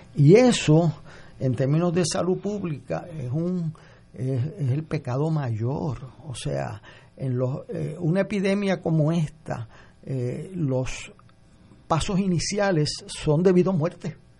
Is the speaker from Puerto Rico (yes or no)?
yes; Puerto Rico; como puertorriqueño